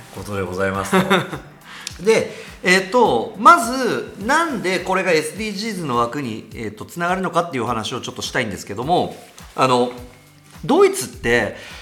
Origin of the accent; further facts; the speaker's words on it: Tokai, Japan; 僕が東海で生まれて東海のラジオ局でやってる